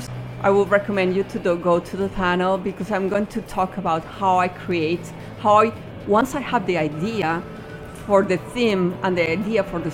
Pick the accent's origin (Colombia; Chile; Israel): Colombia; my home country in Colombia.